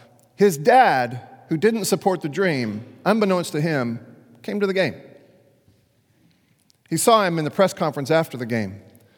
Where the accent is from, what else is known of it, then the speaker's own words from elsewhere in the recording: Dallas, Texas, United States; Now, this actually happened to my chosen hometown team. I grew up in Dallas for a little while and became a Rangers fan